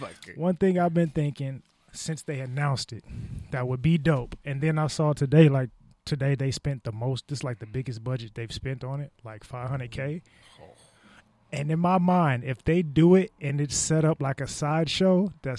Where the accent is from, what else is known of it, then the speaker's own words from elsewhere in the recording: Vallejo, California, United States; I'm from Vallejo, California, and I came here and made some poppin' shit in your area.